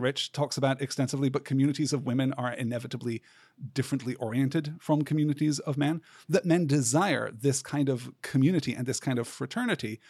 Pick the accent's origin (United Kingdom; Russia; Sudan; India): United Kingdom; growing up in Britain